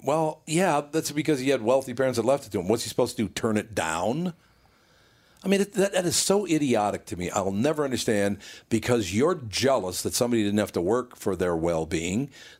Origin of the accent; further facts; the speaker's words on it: New York, United States; I'm a New Yorker who actually earned my money.